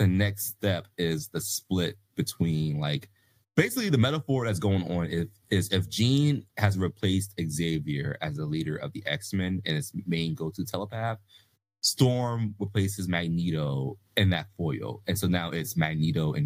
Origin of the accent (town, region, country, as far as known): Columbus, Ohio, United States; born or raised there